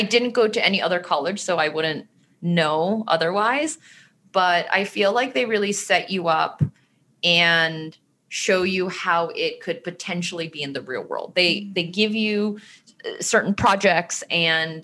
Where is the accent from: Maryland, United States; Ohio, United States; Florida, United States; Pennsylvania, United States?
Maryland, United States; moved away as an adult; also born or lived in New York; now in California, United States; When I was younger, I grew up in Maryland